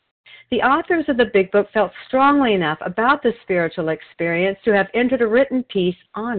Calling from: Wilsonville, Oregon, United States; I'm a recovered compulsive overeater, and I'm calling from Wilsonville, Oregon.

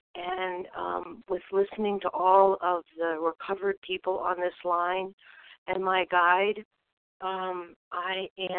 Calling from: Vermont, United States; I'm calling from Vermont.

